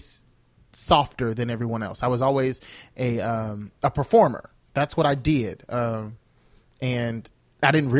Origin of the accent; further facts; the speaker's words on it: United States; also born or lived in Mississippi, United States / Joliet, Illinois, United States; I grew up in two places, in Mississippi and in Joliet